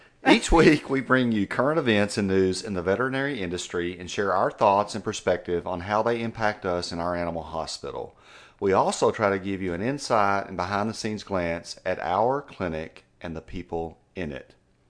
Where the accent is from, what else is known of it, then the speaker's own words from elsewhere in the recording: United States; accent: southeastern Georgia mix with West Texas; It's kind of a weird southeastern Georgia mix with West Texas. And it just is what it is.